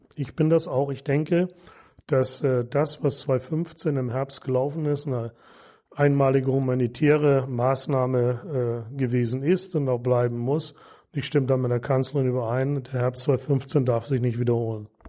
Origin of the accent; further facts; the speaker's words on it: Marlow, Mecklenburg-Vorpommern, Germany; in meiner Heimatstadt Marlow